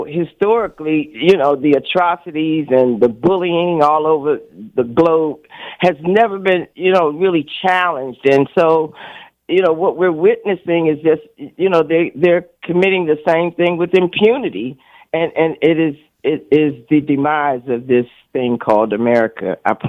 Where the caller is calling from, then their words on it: Washington, District of Columbia, United States; I'm calling from D.C.